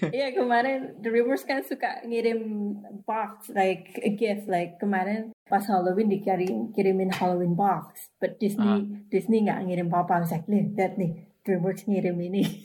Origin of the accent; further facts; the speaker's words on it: Indonesia; moved away as an adult; also born or lived in Sumatra / Surabaya, East Java / New York; now in California, United States; dulu saya tinggalnya lahirnya di Sumatera terus sekolah di Upaya, di Surabaya